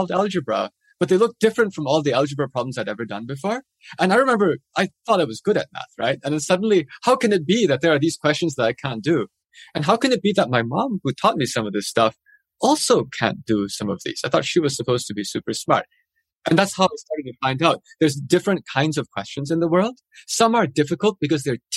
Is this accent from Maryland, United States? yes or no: no; Madison, Wisconsin, United States; now in Pittsburgh, United States; I grew up in Madison, Wisconsin